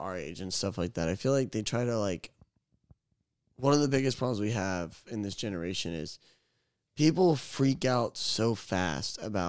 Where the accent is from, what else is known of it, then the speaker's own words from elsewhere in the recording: Florida, United States; I was born in Florida. I'm finna die in Florida.